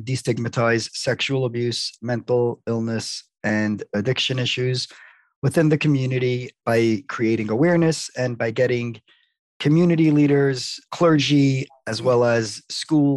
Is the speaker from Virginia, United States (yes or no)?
no; New York City, New York, United States; Born and raised in Brooklyn